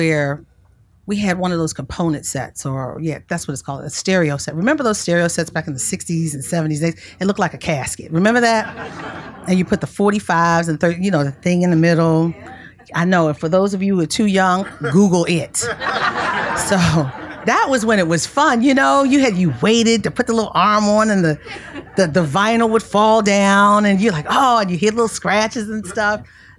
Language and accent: English; Baltimore, Maryland, United States; I'm that kid from Baltimore whose parents had King and Kennedy on their wall growing up.